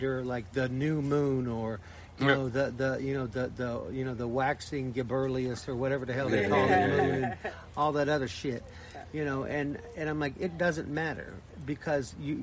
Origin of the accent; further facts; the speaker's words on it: Blue Ridge Mountains, Appalachia, United States; moved away; I was raised in Appalachia, in the Blue Ridge Mountains